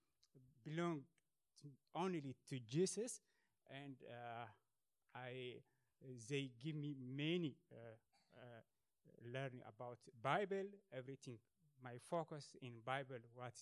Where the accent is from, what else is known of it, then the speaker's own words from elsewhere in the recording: Ethiopia; moved away as an adult; now in Sweden; I was born in Ethiopia and from a religious family.